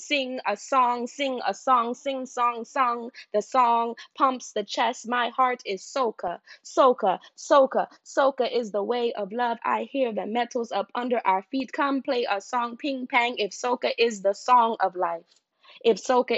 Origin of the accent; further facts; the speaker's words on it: New York City, New York, United States; also born or lived in Guyana; now in New Orleans, United States; I am a Guyanese-born poet. I grew up in New York City and now live in New Orleans